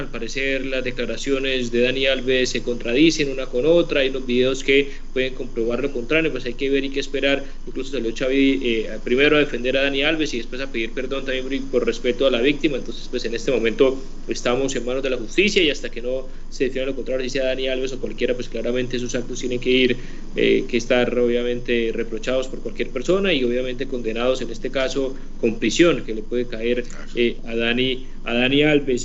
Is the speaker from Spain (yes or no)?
no; Colombia; nuestro país, en Colombia